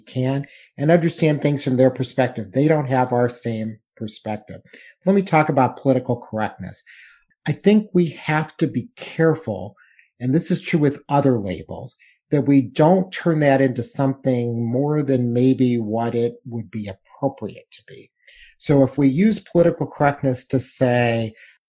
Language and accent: English; United States; I'm embarrassed as an American